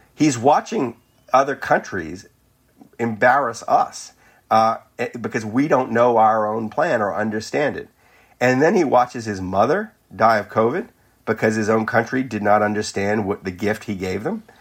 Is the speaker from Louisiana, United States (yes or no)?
yes; New Orleans, Louisiana, United States; my hometown of New Orleans